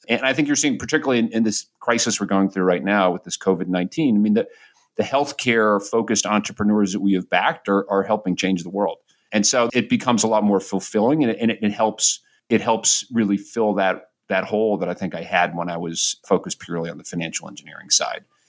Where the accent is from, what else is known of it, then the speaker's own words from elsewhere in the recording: New Hampshire, United States; now in New York City, United States; I grew up in New Hampshire in a pretty blue collar neighborhood.